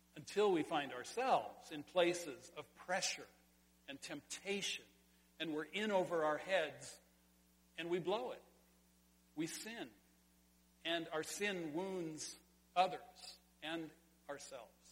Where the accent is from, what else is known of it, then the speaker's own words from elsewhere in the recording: Sonora, California, United States; in California, in my hometown, at the Sonora High School swimming pool high dive